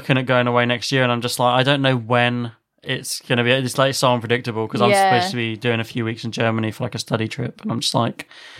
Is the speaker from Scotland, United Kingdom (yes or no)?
no; Weymouth, South West England, United Kingdom; Like I grew up basically half in Weymouth.